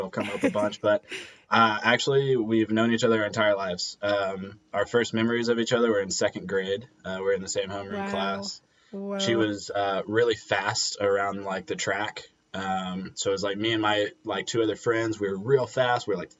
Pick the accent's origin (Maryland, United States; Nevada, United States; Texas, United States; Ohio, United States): Texas, United States; Georgetown; moved away as an adult; I'm originally from Central Texas, not so small town anymore, called Georgetown, Texas, just north of Austin